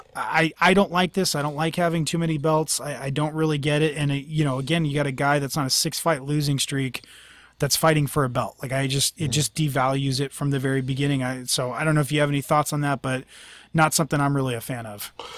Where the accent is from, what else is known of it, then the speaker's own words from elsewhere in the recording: Northern California, United States; I'm from Northern California